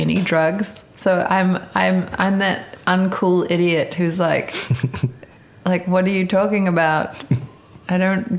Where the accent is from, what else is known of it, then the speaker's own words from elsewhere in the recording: Auckland, New Zealand; moved away as an adult; also born or lived in Cape Town, South Africa; now in Los Angeles, United States; I love New Zealand. I mean, this is my, you know, this is my hometown.